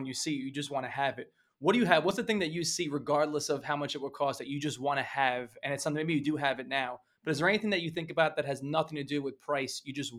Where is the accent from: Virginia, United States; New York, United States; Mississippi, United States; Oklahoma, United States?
New York, United States; I grew up in New York